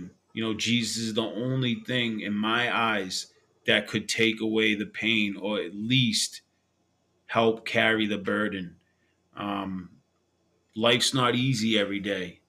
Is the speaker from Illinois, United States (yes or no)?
no; Boston, Massachusetts, United States; I grew up in Old Colony Projects in Boston, Massachusetts